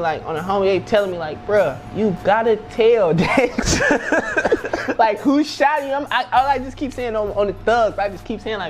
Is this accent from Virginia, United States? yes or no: no; San Francisco, California, United States; I'm from Eddie Street, California, bro. When I meet a different nigga, I'm not saying I'm from the city. Woo. Nigga, I'm saying I'm from Eddie Street, nigga. I'm from Eddie Street. I'm from Eddie Street, bro.